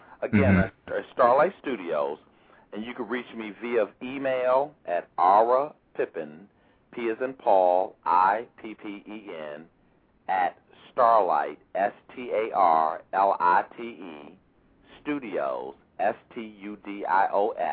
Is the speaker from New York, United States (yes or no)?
no; Chicago, Illinois, United States; moved away as an adult; also born or lived in Washington, D.C.; I'm a kid from Chicago, came out here, you know, to Howard University